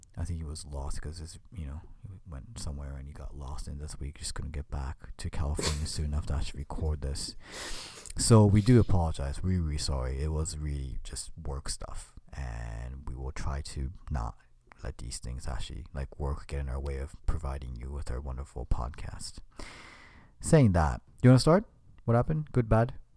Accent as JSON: {"language": "English", "country": "Japan", "moved": "yes", "said": "I was in Japan, my home country"}